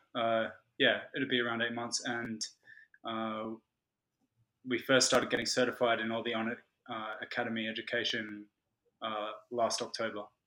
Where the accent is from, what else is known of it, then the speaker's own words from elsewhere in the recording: Australia; also born or lived in London; I'm Australian